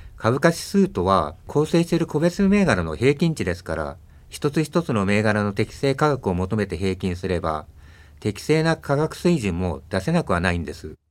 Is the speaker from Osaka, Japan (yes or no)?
no; Tokyo, Japan; also born or lived in Shirakawa, Fukushima; 私は東京生まれなんですけど元は福島県の白河市です